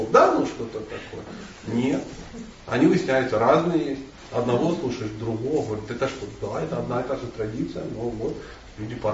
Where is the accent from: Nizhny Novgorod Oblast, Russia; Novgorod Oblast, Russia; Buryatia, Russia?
Buryatia, Russia; Я бурят, значит, Весь мир крутится вокруг бурятов.